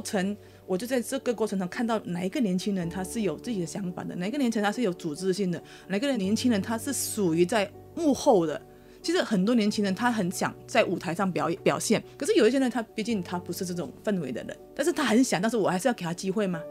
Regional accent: Malaysia; also born or lived in Taiwan; 我是马来西亚人

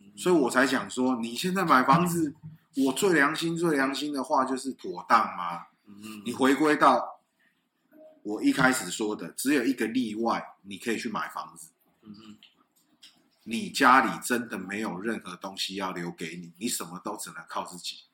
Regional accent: Taiwan; 我们台湾少子化

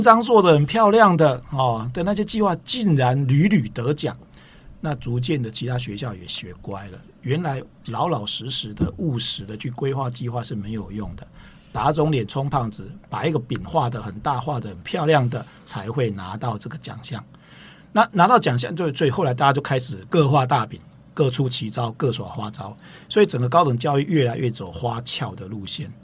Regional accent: Tainan, Taiwan; 我本身是台南人哦

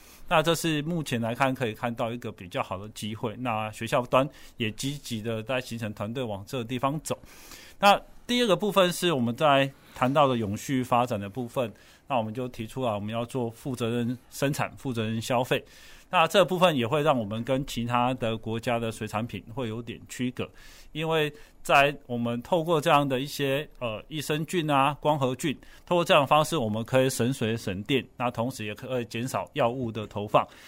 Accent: Taiwan; 所以，台湾的这个生产好的产品，能不能让我们台湾人可以优先的享用，让人民有这个吃鱼的幸福感？

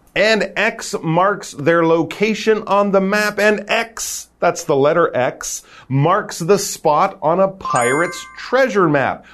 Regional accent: Canada; now in Taiwan

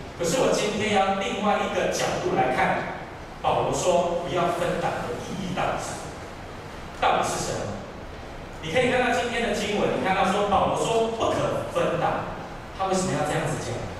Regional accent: Tainan, Taiwan; 因为我本身是台南人。

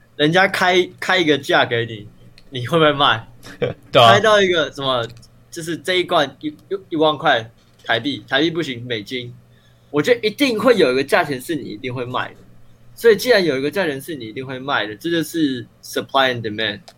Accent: Taiwan; 我台湾人啊

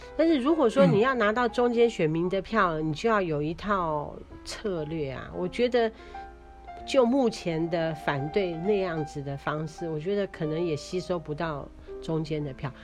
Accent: Taiwan; 我们台湾人

